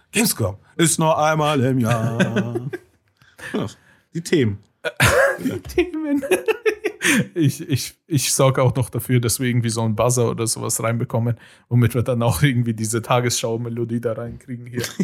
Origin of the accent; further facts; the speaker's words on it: Cologne, North Rhine-Westphalia, Germany; ich habe gar nichts mitgekriegt und ich bin Kölner.